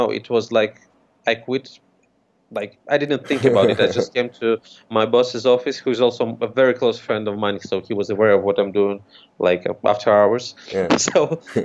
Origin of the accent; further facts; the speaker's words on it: Ukraine; I'm from Ukraine